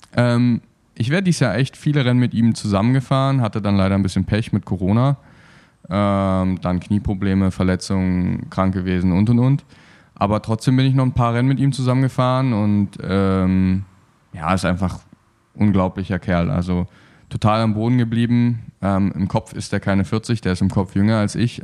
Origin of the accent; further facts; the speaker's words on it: Berlin, Germany; also born or lived in Cottbus / Erzgebirge; now in Cologne, Germany; ursprünglich komme ich aus Berlin.